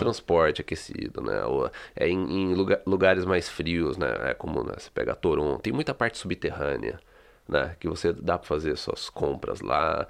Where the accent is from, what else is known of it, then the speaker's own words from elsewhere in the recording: São Paulo, Brazil; now in Canada; eu sou da cidade de São Paulo